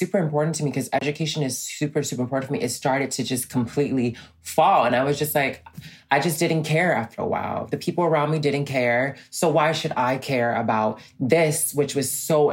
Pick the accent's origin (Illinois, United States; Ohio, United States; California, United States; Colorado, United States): Illinois, United States; Chicago; growing up in Chicago